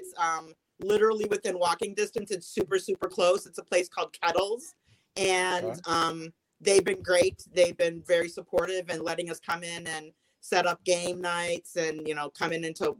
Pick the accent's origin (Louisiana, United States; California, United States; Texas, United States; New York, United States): New York, United States; Buffalo; I'm born and raised in Buffalo.